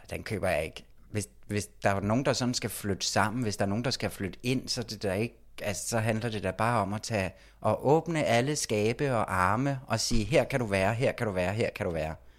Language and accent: Danish; Copenhagen, Capital Region of Denmark, Denmark; moved away; Været en tur hjemme i København.